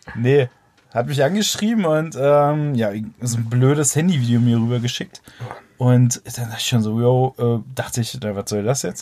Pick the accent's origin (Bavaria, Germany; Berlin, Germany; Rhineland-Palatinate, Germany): Berlin, Germany; bei uns in Berlin